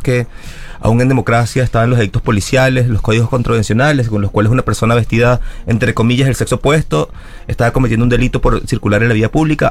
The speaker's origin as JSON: {"language": "Spanish", "country": "Venezuela", "tie": "born or raised there", "moved": "as an adult", "lives_now": "Argentina", "said": "Yo soy una marica migrante, soy venezolana, crecí nací en Venezuela, estudié educación, me vine a Argentina"}